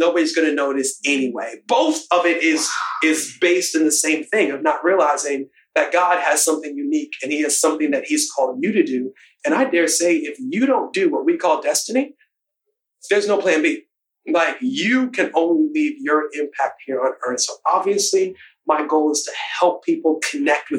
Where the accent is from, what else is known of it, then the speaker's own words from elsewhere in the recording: Baltimore, Maryland, United States; I was born in Baltimore. Parents are Bajan